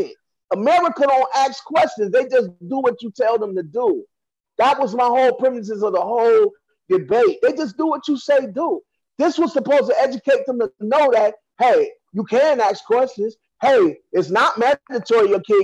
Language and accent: English; Cleveland, Ohio, United States; now in New York, United States; I'm from Cleveland